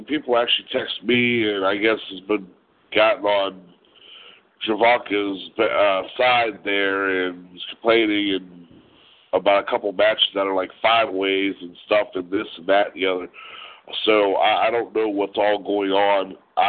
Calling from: Ohio, United States; I'm in northeast side of Ohio, which is like I'm 30 minutes from Pittsburgh.

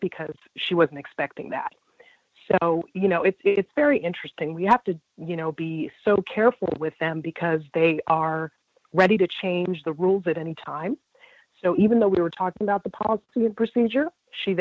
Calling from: Virginia, United States; I'm a caller from Virginia.

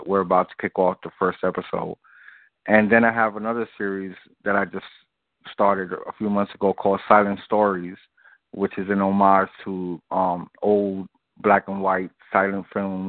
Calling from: Brooklyn, New York, United States; I'm coming from Brooklyn, Bed-Stuy.

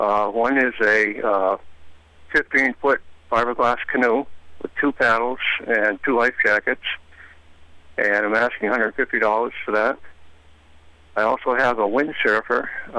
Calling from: Rumford, Maine, United States; And I'm calling from Rumford

